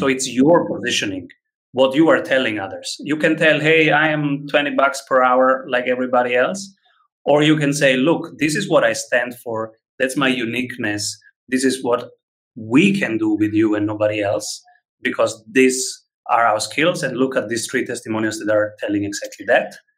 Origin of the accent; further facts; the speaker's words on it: Rome, Lazio, Italy; moved away as an adult; now in Vienna, Austria; I am from Rome